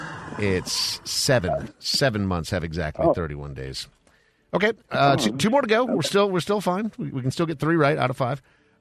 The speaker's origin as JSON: {"language": "English", "town": "Brainerd", "region": "Minnesota", "country": "United States", "tie": "born or raised there", "also_born_or_lived": "South Carolina", "moved": "yes", "said": "growing up in Brainerd, Minnesota, a small town"}